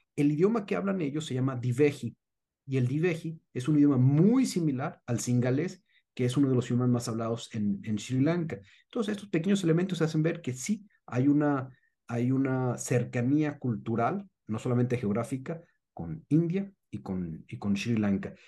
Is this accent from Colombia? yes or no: no; Mexico